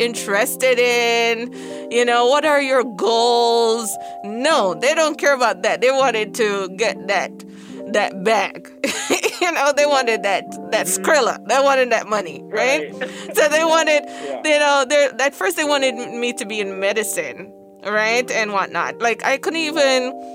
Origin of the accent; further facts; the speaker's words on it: Jamaica; moved away; growing up in Jamaica, you were surrounded